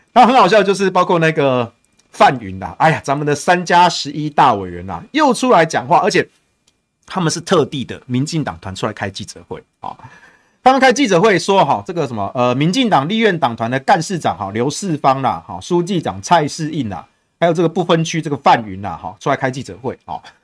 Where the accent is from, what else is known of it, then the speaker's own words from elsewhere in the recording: Taichung, Taiwan; 所以我自己身为台中人啊，你知道我们台中有中火，然后我们又有台中港